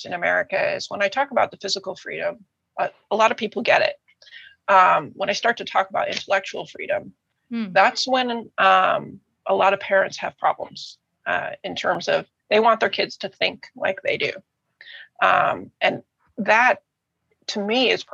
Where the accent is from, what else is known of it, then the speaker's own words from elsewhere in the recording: United States; moved away as an adult; also born or lived in Germany; We're American